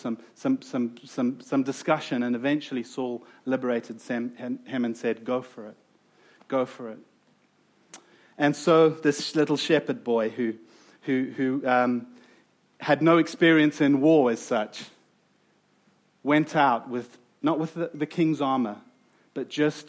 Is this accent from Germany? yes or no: no; South Africa; accent: South African; moved away; you've probably heard from my accent that I am from South Africa